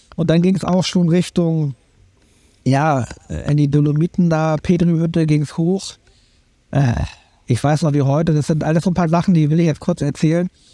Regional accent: Berlin, Germany; moved away; also born or lived in Schleswig-Holstein; ich bin halt in Berlin äh, groß geworden

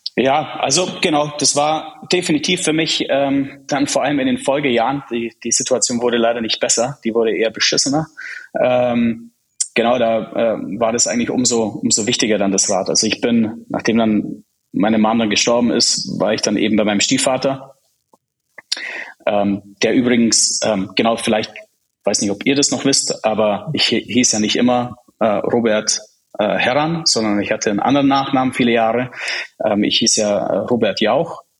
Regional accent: Germany; German is a second language; also born or lived in Prague, Czech Republic; Erste Klasse war noch in Prag. Bin dann direkt nach Deutschland in die zweite Klasse gekommen. Ich konnte ja kein Deutsch.

